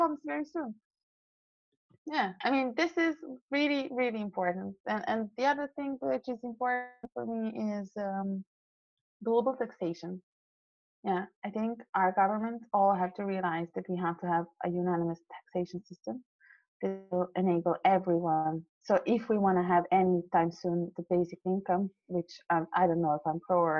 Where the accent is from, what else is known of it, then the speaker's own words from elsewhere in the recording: Serbia; moved away; also born or lived in Austria; I come from Serbia, yeah. So since I was 5 until I was 15, I lived through like 4 or 5 different wars